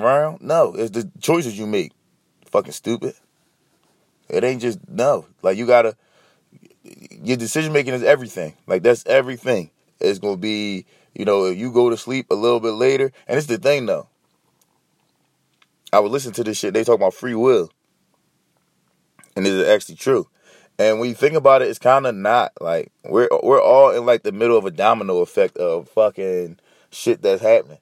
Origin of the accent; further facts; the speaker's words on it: Philadelphia, Pennsylvania, United States; I'm from Philly. I'm in Philly.